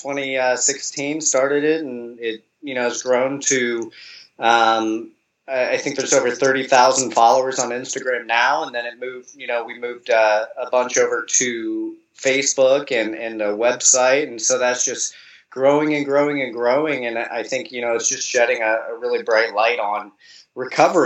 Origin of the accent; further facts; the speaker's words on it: Columbus, Ohio, United States; moved away as an adult; now in Florida, United States; I grew up in Columbus, Ohio in the United States, and, last year moved down to Florida